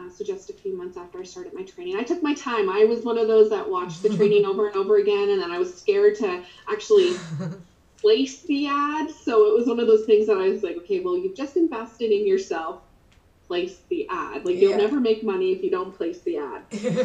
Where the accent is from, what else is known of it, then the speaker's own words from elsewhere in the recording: Nova Scotia, Canada; now in Alberta, Canada; So I live in Canada, in Alberta, Canada, and I'm originally from Nova Scotia.